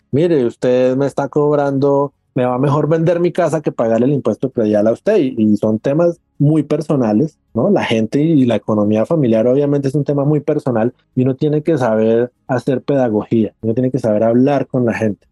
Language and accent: Spanish; Cali, Valle del Cauca, Colombia; moved away; also born or lived in Bogotá; Yo nací, yo crecí en Cali